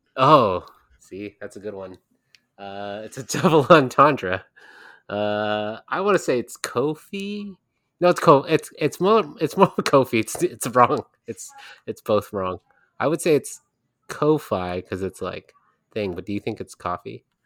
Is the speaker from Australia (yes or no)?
no; California, United States; I live in California